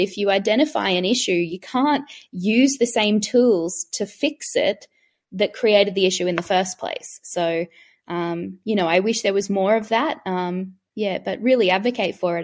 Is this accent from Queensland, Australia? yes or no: yes; Queensland, Australia; I'm from Queensland